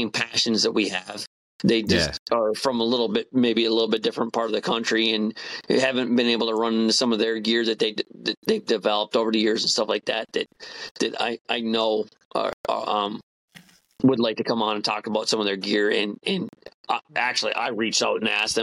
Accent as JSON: {"language": "English", "area": "Upper Peninsula", "region": "Michigan", "country": "United States", "accent": "Yooper", "moved": "yes", "said": "my Uber accent gets stronger for a couple of weeks"}